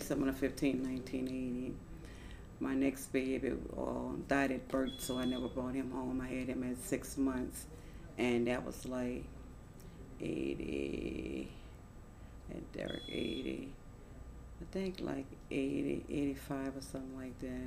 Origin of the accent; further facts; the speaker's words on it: New Orleans, Louisiana, United States; I am from New Orleans, Louisiana, 10th Ward, Charity Hospital, baby